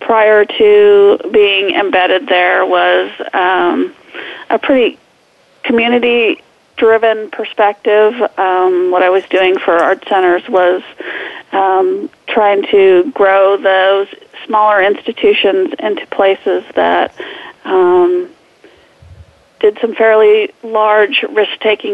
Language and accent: English; Alaska, United States; moved away as an adult; also born or lived in Oregon; I grew up in Alaska